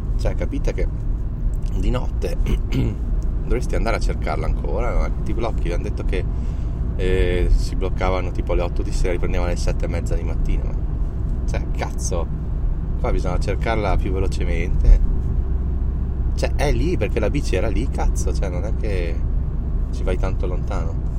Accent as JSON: {"language": "Italian", "region": "Trentino-Alto Adige", "country": "Italy", "said": "per noi trentini"}